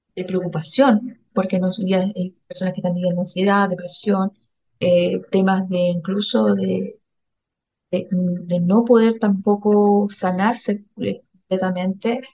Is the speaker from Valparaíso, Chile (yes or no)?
yes; Valparaíso, Chile; vengo de la región de Valparaíso